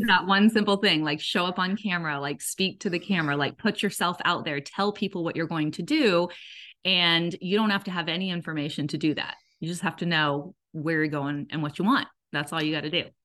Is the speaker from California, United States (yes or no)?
yes; Southern California, United States; moved away as an adult; also born or lived in Georgia; now in Atlanta area, Georgia, United States; We're originally from Southern California